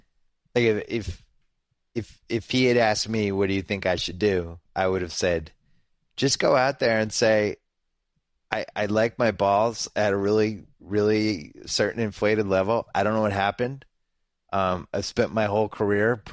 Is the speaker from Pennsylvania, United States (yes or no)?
no; Massachusetts, United States; I was growing up in Massachusetts